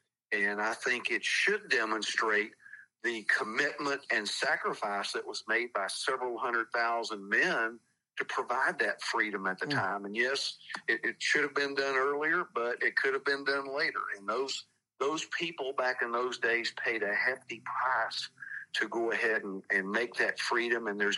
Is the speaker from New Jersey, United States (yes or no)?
no; Texas, United States; I grew up in Texas, where there had been nothing but Democrats for 100 years after the Civil War.